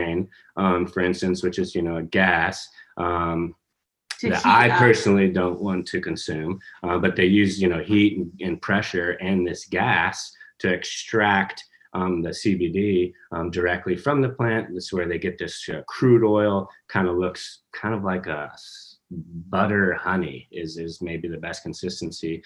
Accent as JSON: {"language": "English", "region": "New Mexico", "country": "United States", "moved": "yes", "lives_now": "Kentucky, United States", "said": "I come from New Mexico. It's hard to grow grass"}